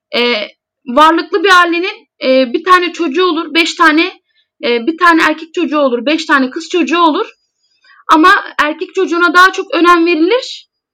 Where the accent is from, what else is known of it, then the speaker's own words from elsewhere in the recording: Foça, İzmir, Turkey; İzmir Foça doğumluyum